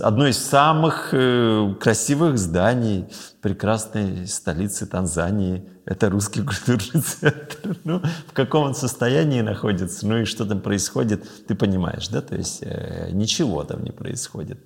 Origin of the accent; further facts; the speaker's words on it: Dagestan, Russia; moved away; я родился и вырос в Дагестане